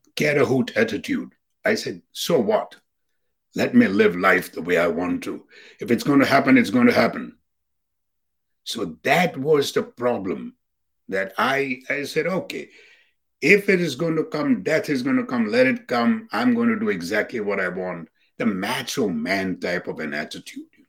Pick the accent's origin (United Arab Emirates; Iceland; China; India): India; now in United States; we South Asians Indians